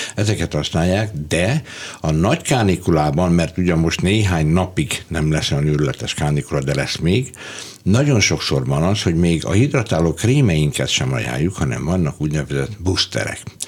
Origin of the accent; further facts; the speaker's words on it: Budapest, Hungary; also born or lived in Debrecen / Hajdúszoboszló; ugyan én Debrecenben születtem, de fél éves voltam kb. amikor Hajdúszoboszlóról, ö, Budapestre költöztünk